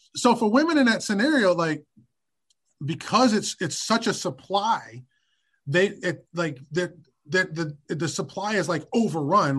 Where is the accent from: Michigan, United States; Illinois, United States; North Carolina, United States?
Michigan, United States; Detroit; also born or lived in New York; now in Washington, D.C., United States; I was born and raised in Detroit and in the Midwest.